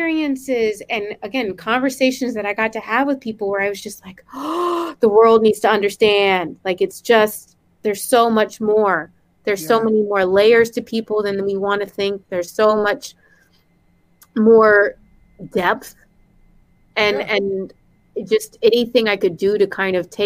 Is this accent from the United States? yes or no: yes; the South, United States; Growing up in the South in an interracial